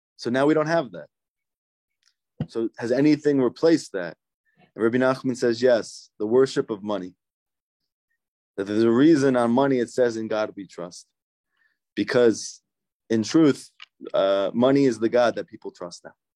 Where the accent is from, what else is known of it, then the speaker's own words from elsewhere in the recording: United States; also born or lived in New Jersey; growing up in New York and New Jersey